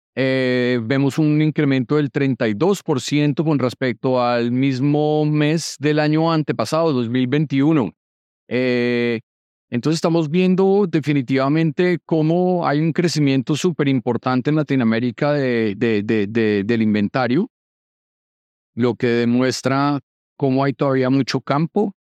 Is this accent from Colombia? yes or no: yes; Colombia; yo siendo colombiano